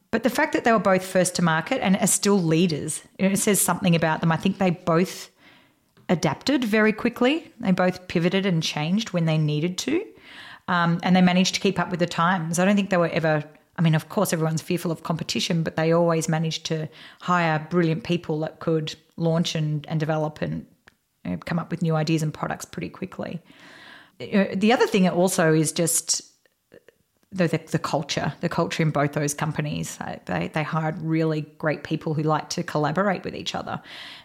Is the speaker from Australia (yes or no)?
yes; Australia; now in United States; So we are both Australian girls living in the US